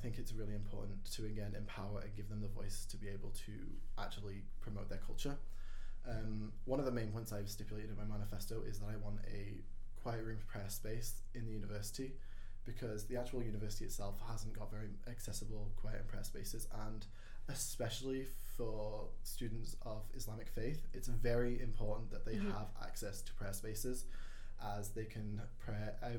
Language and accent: English; Wales, United Kingdom; moved away as an adult; now in Northern Ireland; I'm not from Northern Ireland, I'm not from Ireland. I am a Welsh student. I come from Wales and I speak Welsh pretty well. It's been a long time. But I can speak and read and write Welsh, and for me, Welsh is a very close thing to my heart, having that Welsh identity.